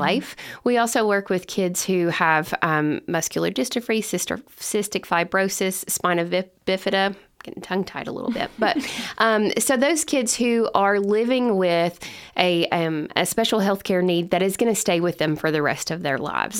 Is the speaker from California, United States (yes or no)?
no; Lebanon, Kentucky, United States; I'm originally from Lebanon, Kentucky, and that's where my family and I live today